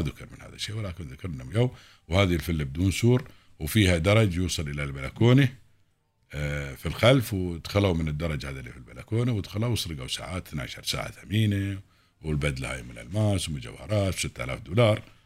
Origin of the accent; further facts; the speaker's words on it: United Arab Emirates; هنا عندنا في الإمارات